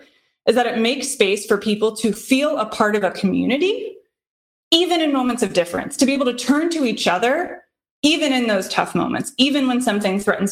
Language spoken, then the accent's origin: English; Midwest, South, United States; now in Boston, United States; I grew up in the South, grew up in the Midwest, grew up in more rural, more Republican areas. And now I live in Boston